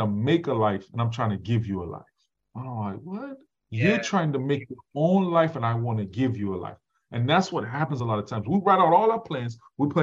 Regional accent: Chicago, Illinois, United States; I came from the Chicago Project and my mother's on drugs

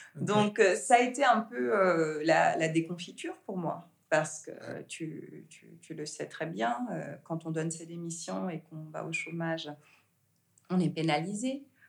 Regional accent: Geneva, Switzerland; also born or lived in Senegal; j'ai grandi en Suisse. Euh, la maison, c'est Genève

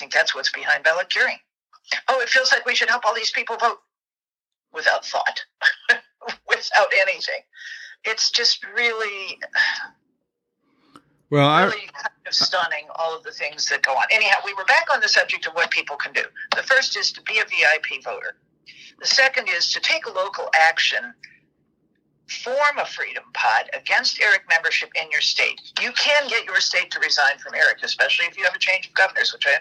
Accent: Tennessee, United States; My home state of Tennessee

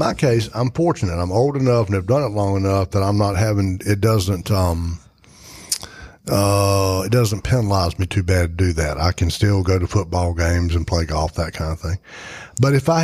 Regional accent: Edgecombe County, North Carolina, United States; I am a redneck from Edgecombe County.

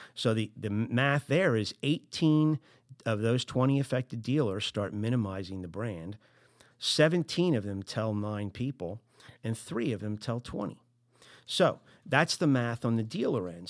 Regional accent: New Jersey, United States; I'm from Jersey

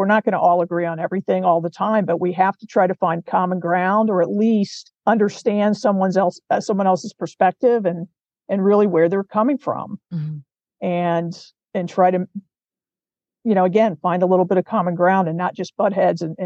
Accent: Cincinnati, Ohio, United States; I grew up in Cincinnati

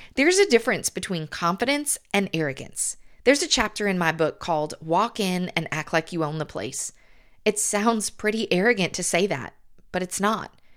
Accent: the South, United States; accent: southern; It was the first time in my life that attention was brought to my southern accent

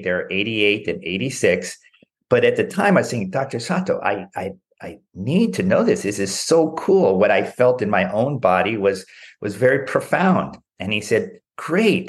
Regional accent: Southern California, United States; I grew up in Southern California

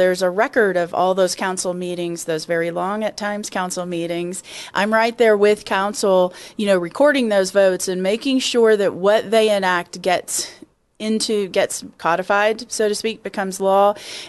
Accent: Kentucky, United States; now in Colorado, United States; I came from Kentucky, where it was hot and humid in the summers, and it's hot here

